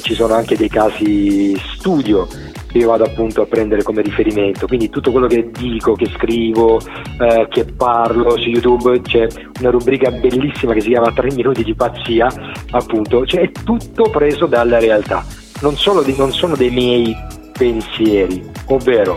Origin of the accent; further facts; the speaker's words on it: Calimera, Apulia, Italy; now in Genoa, Italy; sono, sono, salentino della provincia di Lecce, di Calimera precisamente, e ne vado, ne vado fiero